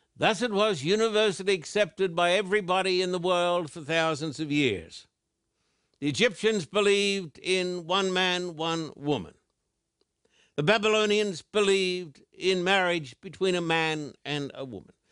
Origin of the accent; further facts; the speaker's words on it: Australia; I was brought up in Australian